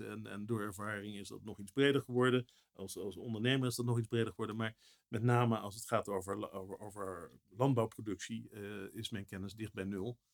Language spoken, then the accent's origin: Dutch; Netherlands; als Nederlanders